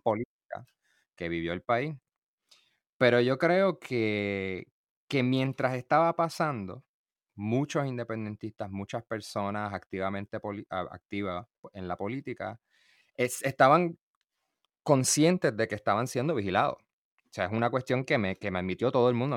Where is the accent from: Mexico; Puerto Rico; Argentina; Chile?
Puerto Rico; como puertorriqueños